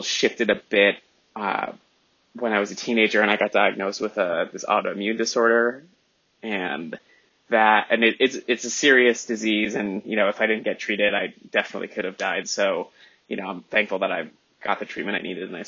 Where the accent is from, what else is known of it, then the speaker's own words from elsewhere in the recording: Southern New Hampshire, United States; I was raised in Southern New Hampshire